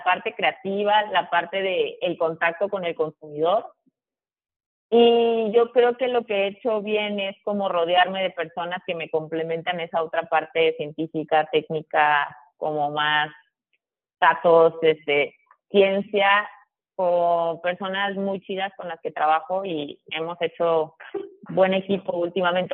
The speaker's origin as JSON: {"language": "Spanish", "region": "Tabasco", "country": "Mexico", "tie": "born or raised there", "also_born_or_lived": "United States / Villahermosa / Monterrey / Guadalajara", "moved": "yes", "said": "yo soy de Tabasco, o sea, yo nací, o sea, bueno, vi, o sea, viví mi infancia en Tabasco"}